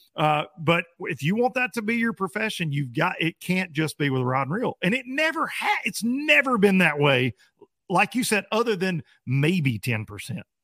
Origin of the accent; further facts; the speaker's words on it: United States; growing up on the Tennessee River